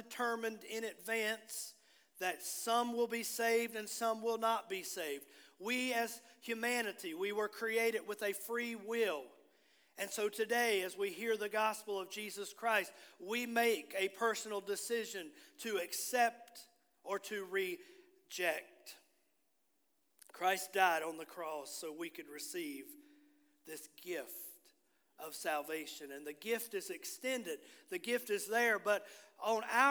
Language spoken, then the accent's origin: English; Bluefield, Virginia, United States; moved away; I grew up on the Virginia side. I was born on the West Virginia side